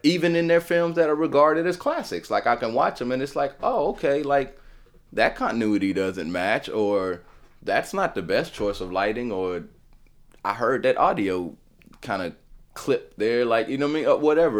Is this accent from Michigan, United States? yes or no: no; Nashville, Tennessee, United States; me being in Nashville, born and raised in Nashville